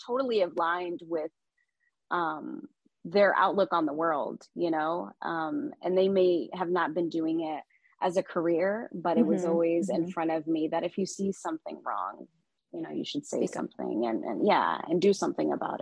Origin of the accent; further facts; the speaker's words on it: Dallas, Texas, United States; moved away; also born or lived in Yemen / New York / Chicago; I grew up in Dallas, Texas. I was born in Yemen. We came here when I was about 2 years old